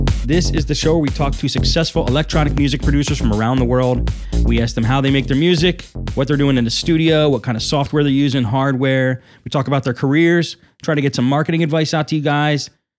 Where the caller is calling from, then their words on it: Tampa, Florida, United States; I'm calling from Tampa, Florida